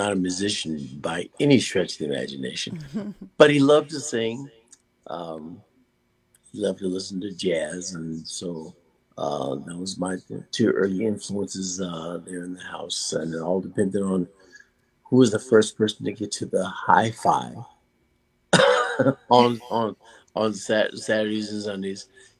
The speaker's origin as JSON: {"language": "English", "town": "Vallejo", "region": "California", "country": "United States", "tie": "born or raised there", "also_born_or_lived": "Jackson, Mississippi", "said": "I was born in Jackson, Mississippi, but raised in Vallejo, California."}